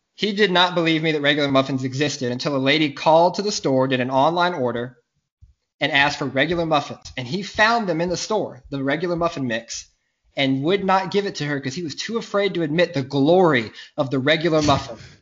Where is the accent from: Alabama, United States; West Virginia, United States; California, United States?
Alabama, United States; Mobile; I am from Mobile, Alabama.